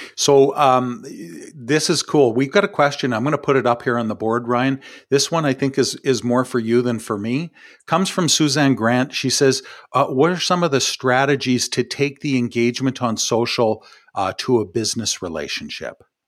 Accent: Ottawa, Ontario, Canada; from my hometown here um, in from ottawa

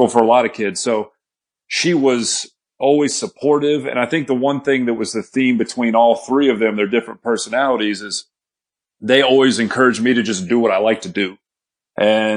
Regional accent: Texas, United States; I grew up in Texas with my stepdad and my mom

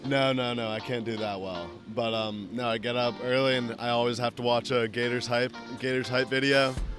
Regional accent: Orlando, Florida, United States; From Orlando, Florida.

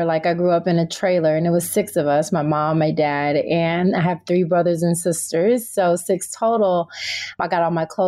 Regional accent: Tennessee, United States; now in California, United States; I was raised in Tennessee and I now live in California

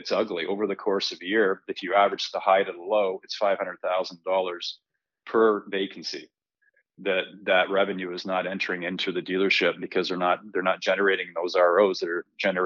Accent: Canada; As a Canadian

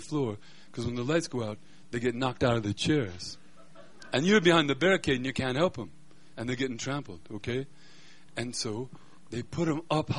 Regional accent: Denver, Colorado, United States; I grew up in Denver

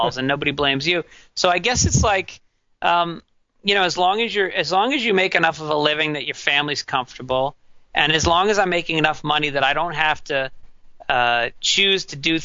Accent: New York, United States; I grew up in New York

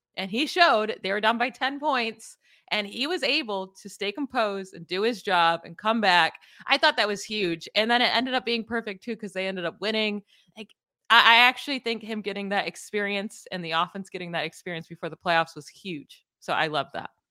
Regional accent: Syracuse, New York, United States; moved away; also born or lived in Florida; I used to say wicked growing up in Syracuse, and then I moved to, like, Florida

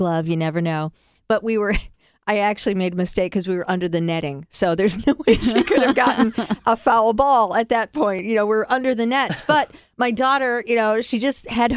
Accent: Cleveland, Ohio, United States; I grew up in Cleveland

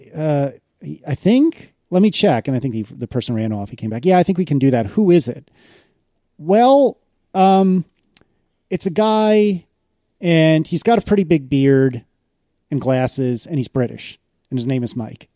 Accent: United States; as an as an American

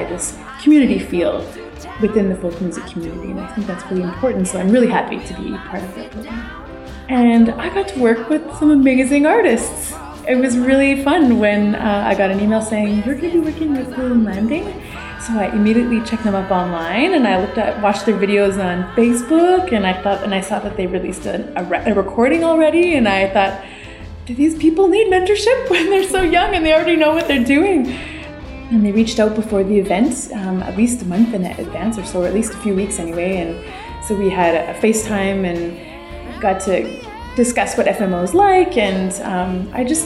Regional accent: Saskatchewan, Canada; I am a Francophone from Saskatchewan

